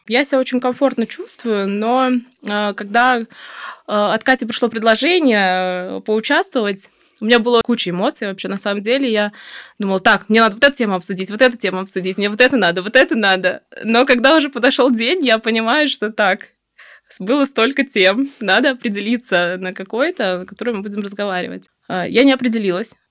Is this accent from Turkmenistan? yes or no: yes; Turkmenistan; moved away as an adult; also born or lived in Saint Petersburg, Russia; now in Moscow, Russia; Родом я из Туркмении